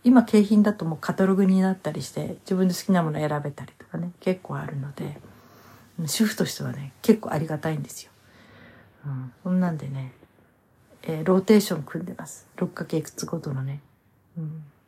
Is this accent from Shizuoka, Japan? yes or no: no; Hokkaido, Japan; 私の実家はね、北海道の同心を取ってたんですね